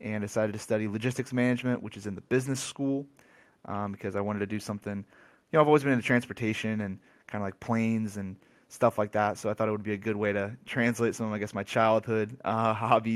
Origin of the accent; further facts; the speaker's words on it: Cincinnati, Ohio, United States; also born or lived in Columbus, Ohio; born and raised Cincinnati, Ohio, to a Greek family